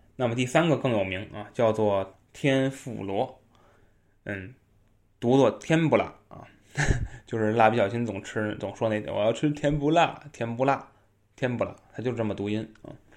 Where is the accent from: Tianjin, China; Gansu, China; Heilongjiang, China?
Tianjin, China; 像我们天津人啊，我也是海边儿人